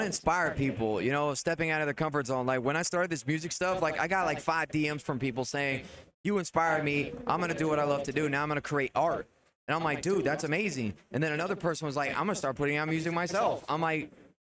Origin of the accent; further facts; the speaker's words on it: Texas, United States; I'm from Texas myself